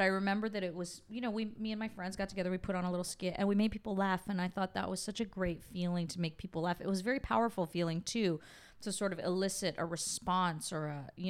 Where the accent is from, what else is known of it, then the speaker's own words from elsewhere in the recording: Canada; I grew up in Canada. It's very liberal.